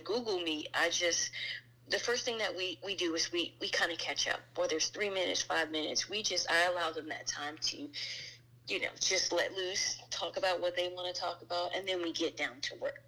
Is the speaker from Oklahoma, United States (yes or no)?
no; New Jersey, United States; now in Maryland, United States; born and raised in New Jersey. I reside in Maryland now.